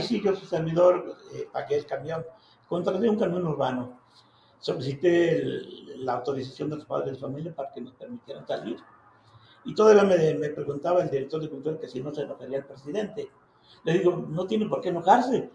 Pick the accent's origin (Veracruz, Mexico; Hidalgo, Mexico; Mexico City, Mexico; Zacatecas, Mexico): Zacatecas, Mexico; Ojocaliente; mi pueblo